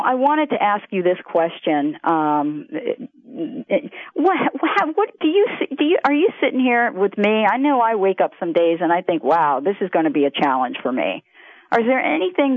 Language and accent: English; New Jersey, United States; I was from New Jersey.